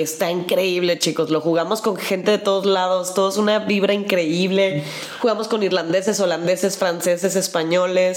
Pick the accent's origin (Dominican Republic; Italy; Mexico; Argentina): Mexico; accent: Mexican; toda la gente que nos preguntaba de dónde veníamos y decíamos México